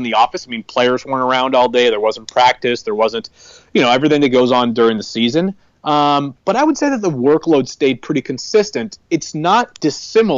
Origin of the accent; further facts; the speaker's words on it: Massachusetts, United States; moved away as an adult; also born or lived in Connecticut / Kansas City; Born and raised in Massachusetts, went to college in Connecticut